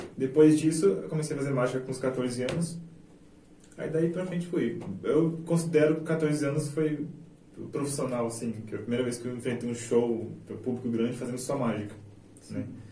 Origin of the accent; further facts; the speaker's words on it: Itaporã, Mato Grosso do Sul, Brazil; also born or lived in Jardim / São Paulo / Rio de Janeiro; Nasci em Jardim, mas sempre morei aqui em Itaporã, depois de, de Jardim.